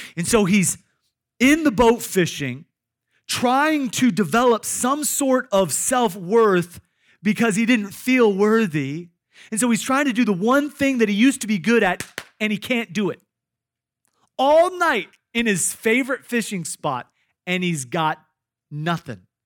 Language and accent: English; Iowa, United States; I grew up in Iowa